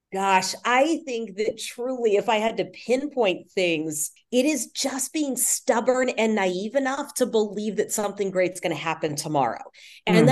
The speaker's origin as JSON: {"language": "English", "town": "Houston", "region": "Texas", "country": "United States", "tie": "born or raised there", "also_born_or_lived": "Louisiana / Dallas, Texas", "moved": "as an adult", "lives_now": "Seattle, United States", "said": "I was born in Louisiana, spent high school years in Houston, and then went to school in Dallas at SMU"}